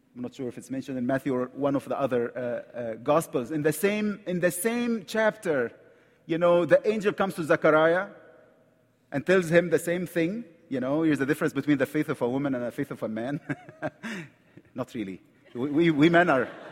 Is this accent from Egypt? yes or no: yes; Egypt; accent: Egyptian; English is a second language; I'm from Egypt, right from the Middle East.